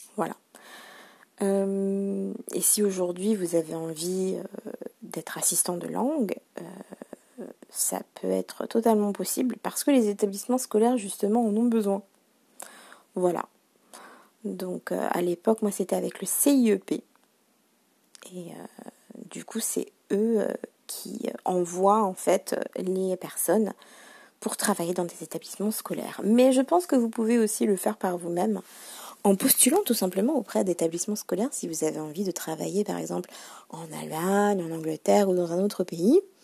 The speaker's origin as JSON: {"language": "French", "country": "France", "first_language": "French", "said": "quand on est français, on ne fournit pas tant d'efforts que ça puisque c'est notre langue maternelle"}